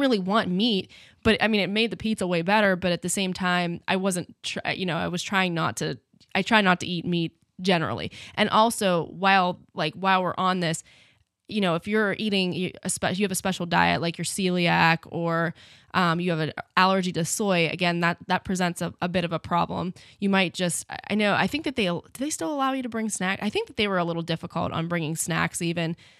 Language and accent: English; United States; being American